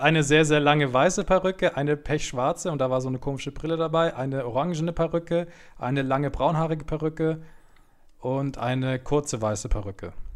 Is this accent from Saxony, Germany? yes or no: no; Munich, Bavaria, Germany; ich komme aus München